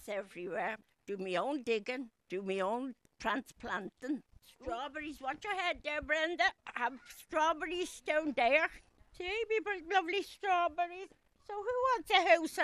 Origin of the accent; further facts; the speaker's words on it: Dublin, Leinster, Ireland; I was born in Kevin Street, in the Liberties. My mum had 7 of us and herself and my dad in one room before we moved to Crumblin.